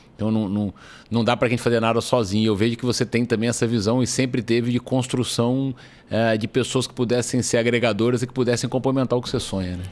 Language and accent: Portuguese; Espírito Santo, Brazil; moved away; eu sou do Espírito Santo